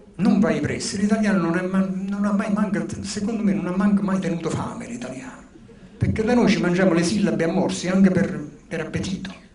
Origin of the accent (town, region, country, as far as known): Naples, Campania, Italy; born or raised there; accent: Neapolitan; first language Neapolitan; moved away